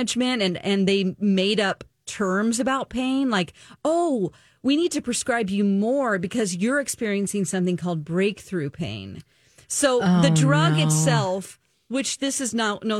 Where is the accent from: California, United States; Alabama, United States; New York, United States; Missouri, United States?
Missouri, United States; Springfield; my hometown and where I worked on a morning show for, 17 years, Springfield, Missouri.